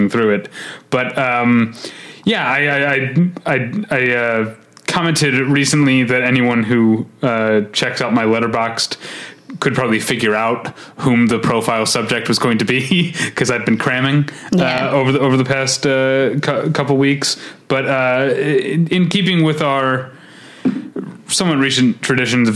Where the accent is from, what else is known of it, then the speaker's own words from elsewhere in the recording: St. Louis, Missouri, United States; growing up in St. Louis, like being a budding cinephile in St. Louis, Missouri